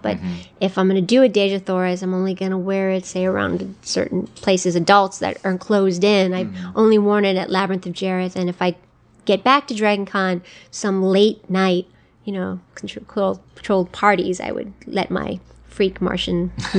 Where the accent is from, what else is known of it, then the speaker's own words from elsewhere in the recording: United States; I am Native American, so I think of myself as red skin already, but...